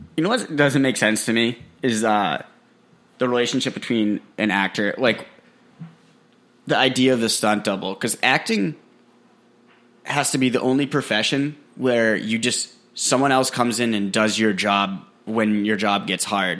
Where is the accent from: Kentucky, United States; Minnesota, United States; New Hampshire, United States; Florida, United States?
New Hampshire, United States; I'm from New Hampshire, a cute little place called New Hampshire.